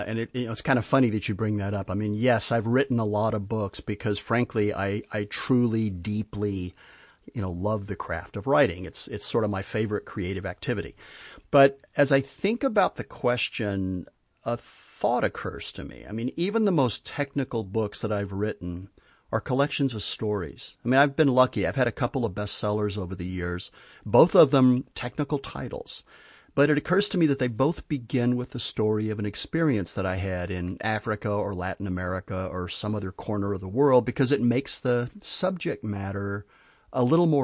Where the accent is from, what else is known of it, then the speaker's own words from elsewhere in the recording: Spain; I grew up in Spain, and I had the pleasure of kind of learning to live in a different culture with a different language